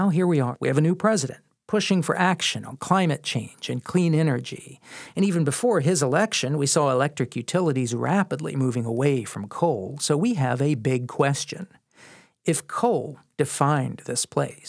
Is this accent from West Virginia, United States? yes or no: yes; West Virginia, United States; when I was a kid growing up in West Virginia